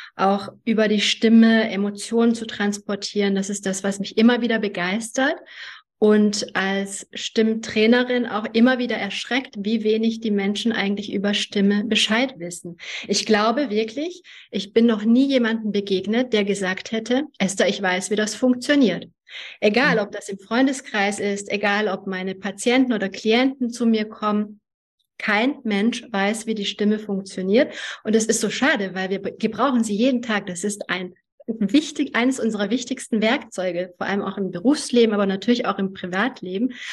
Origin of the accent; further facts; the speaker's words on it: Germany; German is a second language; also born or lived in Hungary; ich bin in Ungarn geboren. Ich war sieben Jahre alt, als ich nach Deutschland gekommen bin, wurde in die zweite Klasse eingeschult und konnte kein Wort Deutsch.